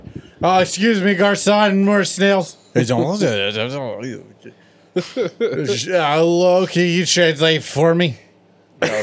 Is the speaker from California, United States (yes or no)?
yes; San Diego, California, United States; growing up in California and in San Diego.